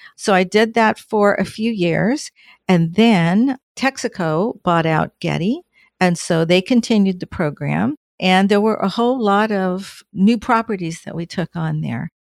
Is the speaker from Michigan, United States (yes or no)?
no; Southern California, United States; moved away as an adult; also born or lived in Oceanside, California / Orange County, California; now in Washington, United States; I'm from Southern California, born and raised